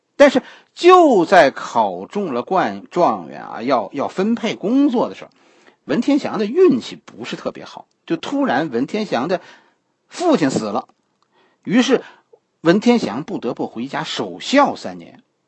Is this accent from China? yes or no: yes; China; 现在我们中国人实际上还是在理学的思维控制之下